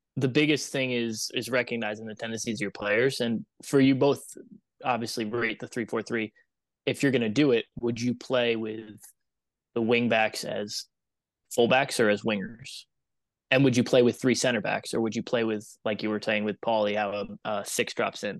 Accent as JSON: {"language": "English", "region": "upstate New York", "country": "United States", "tie": "born or raised there", "also_born_or_lived": "Germany / Ireland / Canada / Knoxville, Tennessee", "moved": "as an adult", "said": "I grew up in New York, upstate New York"}